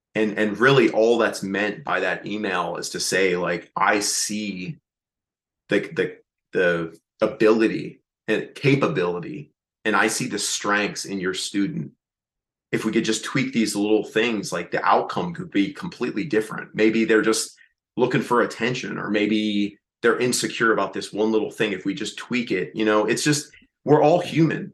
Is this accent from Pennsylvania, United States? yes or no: yes; Reading, Pennsylvania, United States; moved away; my hometown, up in Reading, Pennsylvania